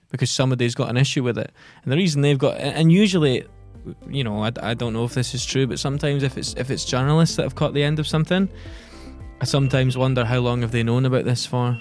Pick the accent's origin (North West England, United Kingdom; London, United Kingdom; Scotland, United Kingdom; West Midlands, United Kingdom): Scotland, United Kingdom; Giffnock; also born or lived in Edinburgh; only one of us is strictly from Glasgow, and that's me, and I'm from Gifnut.